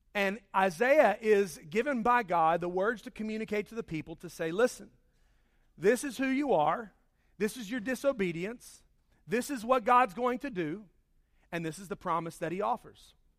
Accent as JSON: {"language": "English", "town": "Charlotte", "region": "North Carolina", "country": "United States", "tie": "born or raised there", "said": "my home growing up in Charlotte"}